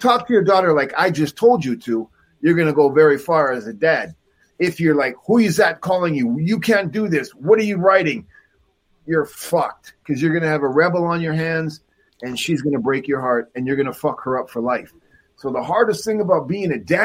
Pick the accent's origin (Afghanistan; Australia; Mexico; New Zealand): Mexico; also born or lived in Canada; me from Canada, but I grew up in Mexico